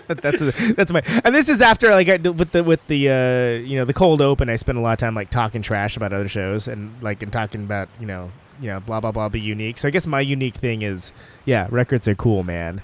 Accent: Oakland, California, United States; I'm from Oakland

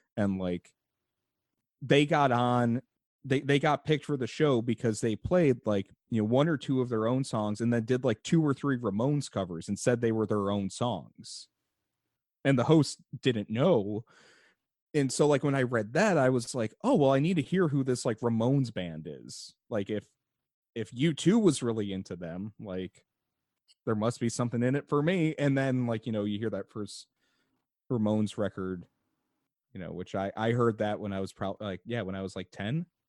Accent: Chicago, Illinois, United States; I am from the Chicago area. I live in Chicago currently.

